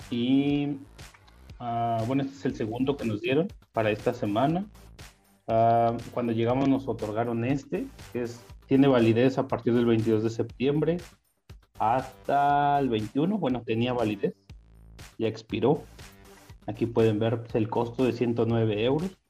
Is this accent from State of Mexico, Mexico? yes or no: yes; Toluca, State of Mexico, Mexico; soy de Toluca, Estado de México.